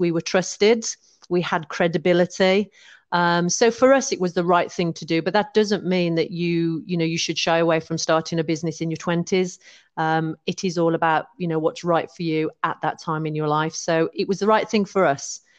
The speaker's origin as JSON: {"language": "English", "region": "West Midlands", "country": "United Kingdom", "tie": "born or raised there", "also_born_or_lived": "London / Penzance", "moved": "as an adult", "lives_now": "Oswestry, United Kingdom", "said": "I'm originally from the West Midlands."}